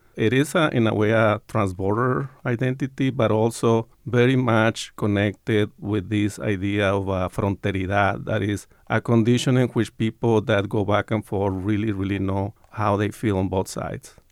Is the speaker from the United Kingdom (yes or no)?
no; Hermosillo, Sonora, Mexico; now in Tucson, United States; I was born in Hermosillo, Sonora, but I have strong roots in Tucson